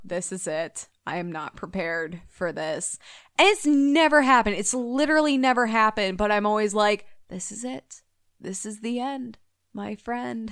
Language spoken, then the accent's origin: English; Illinois, United States; I grew up in Illinois